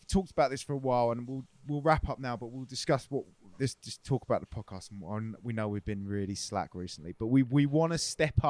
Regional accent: England, United Kingdom; because we're English

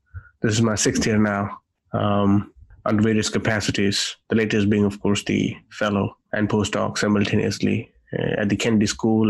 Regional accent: Nanded, Maharashtra, India; moved away as an adult; also born or lived in London, United Kingdom / Geneva, Switzerland / South Africa; I'm born and brought up in Nanded, a city in Marathwada, Maharashtra. That's where I did my schooling. I'm a lawyer. I studied law. And then I went to UK on a government scholarship that is given to the scheduled caste

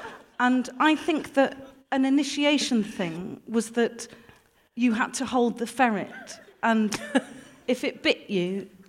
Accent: Gloucester, South West England, United Kingdom; I'm from Gloucester.

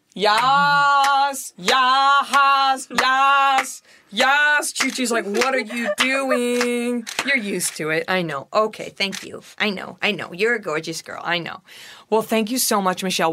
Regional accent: Texas, United States; I'm from Texas

